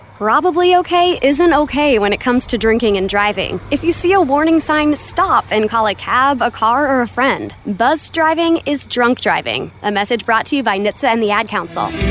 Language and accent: English; New York City, New York, United States; moved away as an adult; also born or lived in Baltimore; I'm originally from Brooklyn, New York.